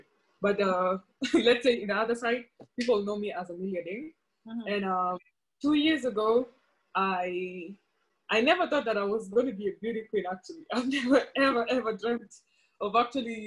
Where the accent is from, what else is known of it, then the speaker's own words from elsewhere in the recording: Kenya; was born and raised in Kenya, and that's where I grew up